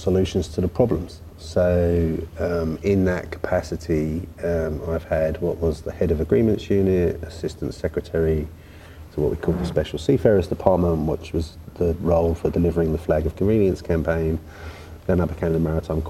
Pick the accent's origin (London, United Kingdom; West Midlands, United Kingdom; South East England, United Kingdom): London, United Kingdom; I was born in South London